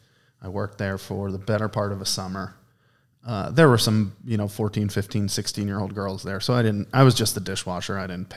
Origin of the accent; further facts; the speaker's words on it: Export, Pennsylvania, United States; I did. I grew up right outside of Murraysville, a small town called Export. Not a lot of people have heard of it